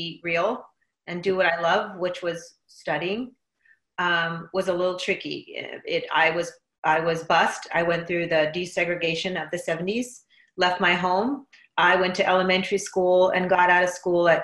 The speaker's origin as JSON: {"language": "English", "town": "Inglewood", "region": "California", "country": "United States", "tie": "born or raised there", "said": "I was born and raised in Inglewood, California."}